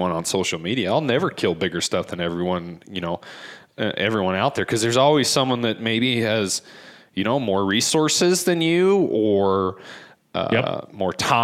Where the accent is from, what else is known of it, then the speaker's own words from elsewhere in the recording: Ogden Valley, Utah, United States; Growing up in the Ogden Valley, hunting horseback up in the Huntsville area